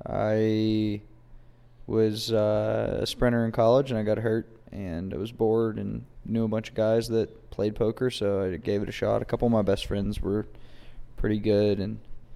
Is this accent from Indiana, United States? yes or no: no; Weston, West Virginia, United States; also born or lived in Charleston, West Virginia; I'm from Weston, West Virginia. All right. Born in Charleston.